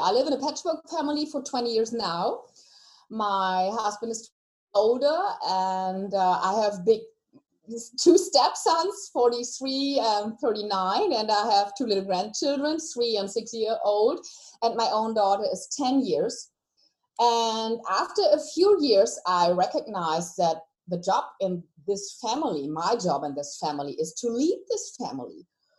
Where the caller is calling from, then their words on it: Hesse, Germany; So I call from Germany. I live in a little town next to Frankfurt.